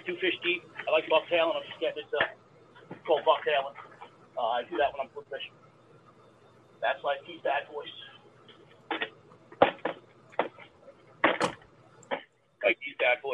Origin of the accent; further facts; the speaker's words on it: New York, United States; I'm from New York. I'm in New York.